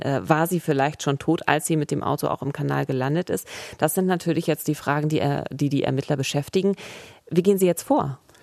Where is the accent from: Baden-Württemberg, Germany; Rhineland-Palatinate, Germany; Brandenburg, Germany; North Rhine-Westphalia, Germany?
Brandenburg, Germany; Eberswalde; ich komme aus Eberswalde